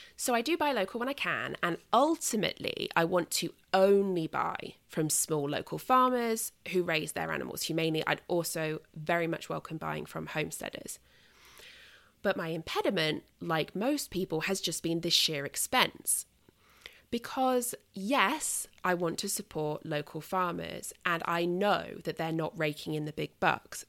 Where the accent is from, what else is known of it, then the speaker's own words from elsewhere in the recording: United Kingdom; as a Brit